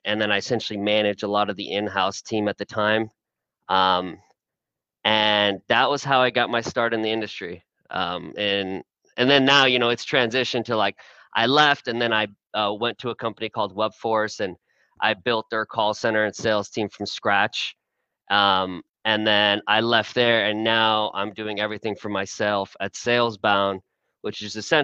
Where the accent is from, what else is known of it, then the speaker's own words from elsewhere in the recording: Houston, Texas, United States; moved away as an adult; also born or lived in Austin; I was born and raised in Houston. My family came from Iran. I was first generation American